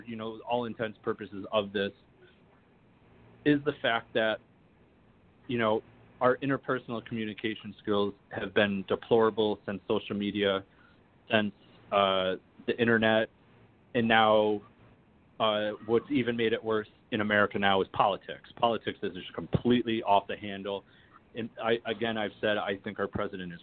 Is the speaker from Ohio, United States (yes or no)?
no; Oswego, New York, United States; I'm from Oswego, New York, and in 1944, we were the only ones that took in the Jewish refugees